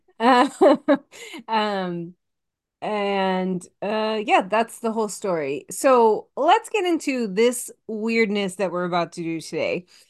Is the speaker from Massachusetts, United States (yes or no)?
yes; Massachusetts, United States; I'm from Massachusetts and everyone from Massachusetts is psychotic sports fan